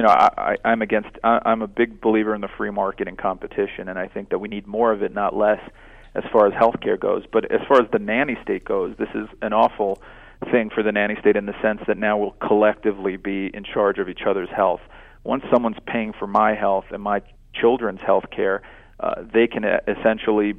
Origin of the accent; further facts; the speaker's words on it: New York City, New York, United States; moved away; I'm actually from New York, lived there over 30 years